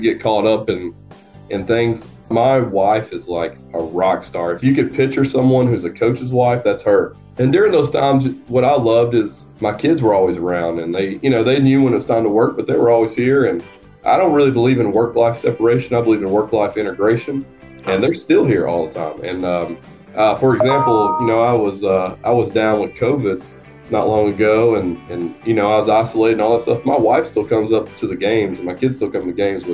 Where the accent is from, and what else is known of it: North Georgia, United States; born or raised there